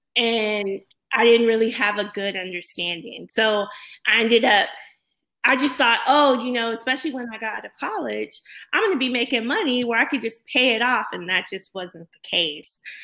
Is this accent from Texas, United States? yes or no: yes; Corpus Christi, Texas, United States; also born or lived in Houston; I grew up in Corpus Christi, Texas